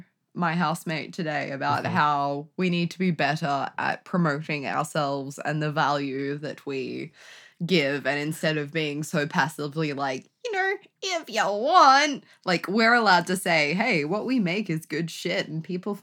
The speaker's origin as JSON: {"language": "English", "region": "England", "country": "United Kingdom", "lives_now": "Australia", "said": "To here, I am from England, I hail. Only because, yeah, I was born there, but that's not the point."}